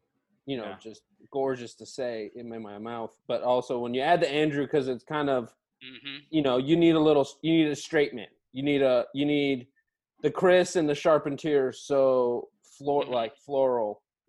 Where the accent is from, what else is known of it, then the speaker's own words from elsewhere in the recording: Beirut, Beirut Governorate, Lebanon; born there; I was born in Beirut, Lebanon, 1982.